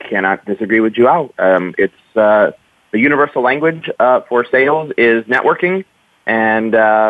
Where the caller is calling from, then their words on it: San Francisco Bay Area, California, United States; So I'm calling from the wonderful San Francisco Bay Area.